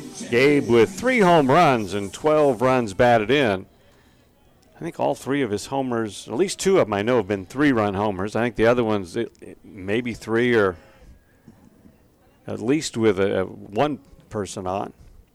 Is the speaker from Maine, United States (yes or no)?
no; Illinois, United States; now in Tennessee, United States; growing up in Illinois